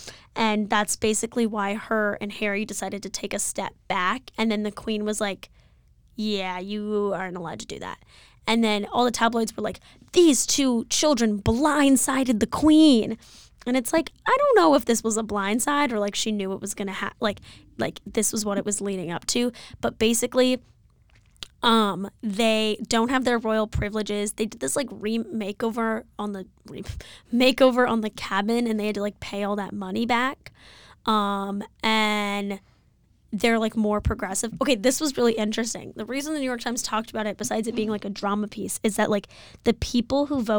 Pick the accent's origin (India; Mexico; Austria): India; As an Indian, not a huge fan of the British.